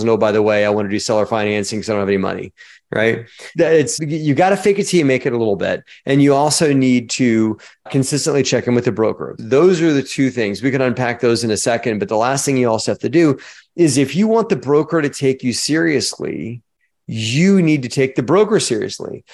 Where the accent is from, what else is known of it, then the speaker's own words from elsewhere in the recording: Baltimore, Maryland, United States; moved away; also born or lived in Virginia Tech (college); I was born in Baltimore, Maryland.